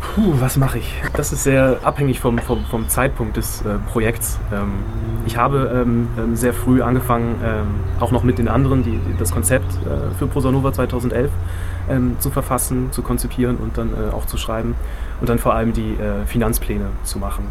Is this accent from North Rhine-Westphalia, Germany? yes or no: no; Bremen, Germany; ich bin 1986 in Bremen geboren